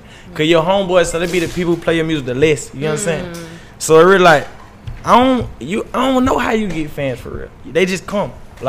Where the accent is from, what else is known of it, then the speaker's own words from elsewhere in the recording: Augusta, Georgia, United States; moved away as an adult; now in Atlanta, United States; So, I'm from Augusta, Georgia.